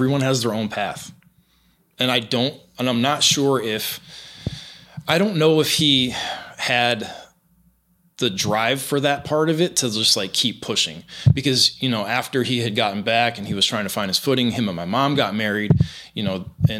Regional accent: Florida, United States; moved away as an adult; also born or lived in Buffalo Grove, Illinois; now in New York City, United States; where I grew up in Florida

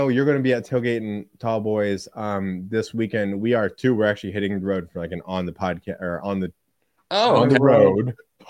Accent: Central Illinois, United States; I'm from Central Illinois

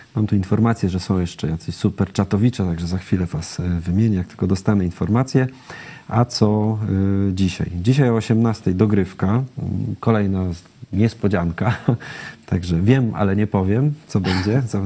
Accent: Silesian Voivodeship, Poland; wychowałem się na Śląsku

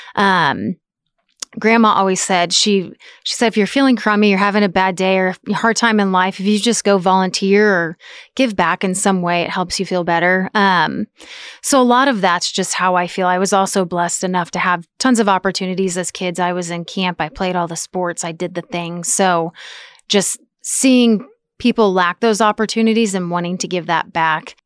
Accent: Topeka, Kansas, United States; moved away as an adult; now in Manhattan, United States; From Topeka

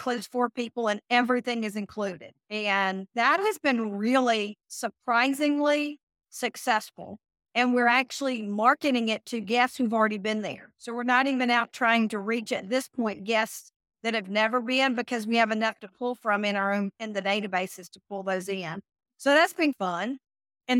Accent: the South, United States; growing up in the South, I've seen a cow, I've seen a goat, I've seen pigs

